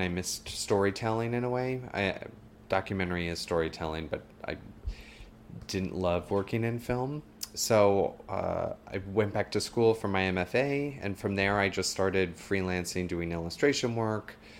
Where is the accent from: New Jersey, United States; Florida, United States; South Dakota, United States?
South Dakota, United States; moved away as an adult; also born or lived in Westchester; now in New York, United States; growing up in South Dakota